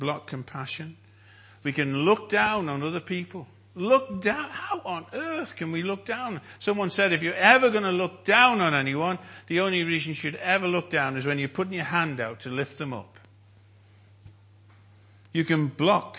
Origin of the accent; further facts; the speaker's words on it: North Wales, United Kingdom; I'm a Welshman. From North Wales